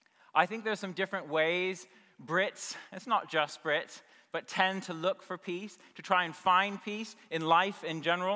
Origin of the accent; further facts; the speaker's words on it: United States; now in United Kingdom; I'm originally from the States